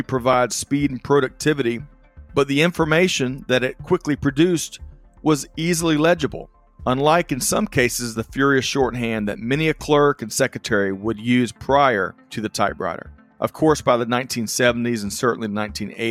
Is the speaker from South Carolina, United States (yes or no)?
yes; Aiken County, South Carolina, United States; Growing up in Aiken County, South Carolina, I-20 was a very familiar interstate for my family.